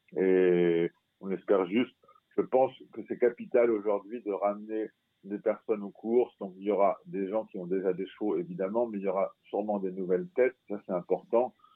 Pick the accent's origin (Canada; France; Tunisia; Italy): France; moi je suis français